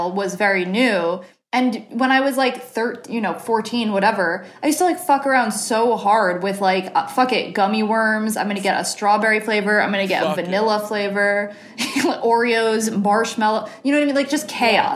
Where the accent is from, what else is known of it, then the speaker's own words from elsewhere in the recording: New Jersey, United States; now in Los Angeles, United States; growing up on the East Coast, because I felt like when I lived in New Jersey